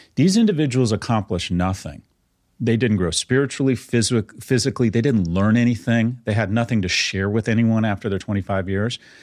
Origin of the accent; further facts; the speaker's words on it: California, United States; I was born in California in the sixties